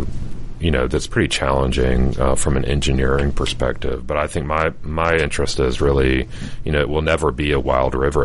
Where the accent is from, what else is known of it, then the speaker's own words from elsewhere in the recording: Chamblee, Georgia, United States; also born or lived in Atlanta, Georgia / Paris, France; I grew up in Chamblee and we could hear the train at night